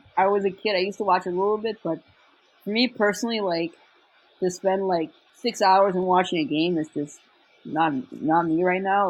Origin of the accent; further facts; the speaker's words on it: Canada; now in Montreal, Canada; I'm English Canadian, so it's kind of different.